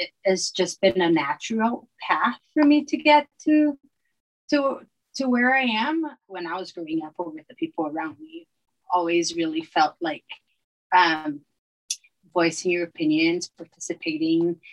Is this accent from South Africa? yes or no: no; Brazil; moved away as an adult; now in Utah, United States; I was born in Brazil, and Brazil was still under dictatorship when I was born. And I feel like I grew up, just my people around me, my family